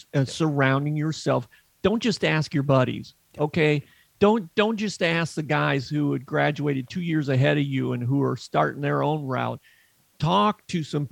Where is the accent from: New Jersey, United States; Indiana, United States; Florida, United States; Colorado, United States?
Indiana, United States; Northwest; growing up in Northwest Indiana near Chicago